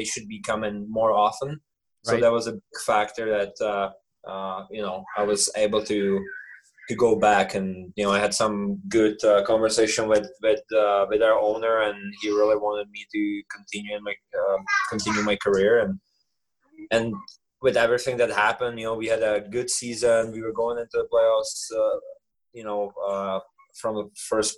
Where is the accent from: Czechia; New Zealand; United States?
Czechia; moved away as an adult; also born or lived in Canada; I play for my hometown. You know, my family is there